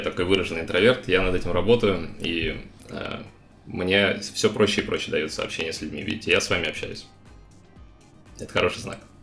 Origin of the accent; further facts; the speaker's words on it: Novosibirsk, Novosibirsk Oblast, Russia; moved away as an adult; now in Argentina; Я вообще из Новосибирска, сам